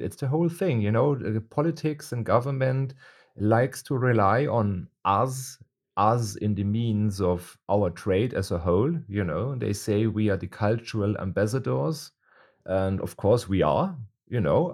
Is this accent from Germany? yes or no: yes; Munich, Bavaria, Germany; I am born in Munich and I am Bavarian